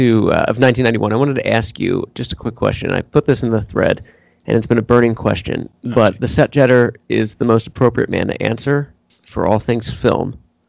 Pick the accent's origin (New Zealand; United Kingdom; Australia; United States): United States; southeastern Pennsylvania; accent: southeastern Pennsylvania; I tried to hide my southeastern Pennsylvania accent a lot. But, you know, instead of phone, we'll say the phone and you know, home.